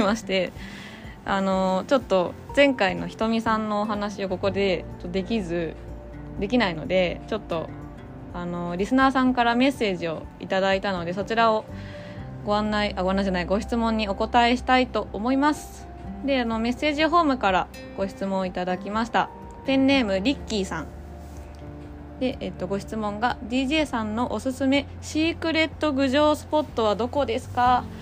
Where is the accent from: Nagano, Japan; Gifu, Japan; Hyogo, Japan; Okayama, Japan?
Gifu, Japan; Gujo; 私の地元の高須の西洞ら